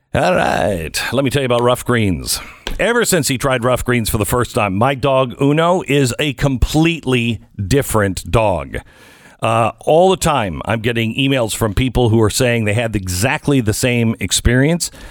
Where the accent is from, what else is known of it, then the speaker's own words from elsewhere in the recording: West Coast, United States; now in Texas, United States; I grew up in the West Coast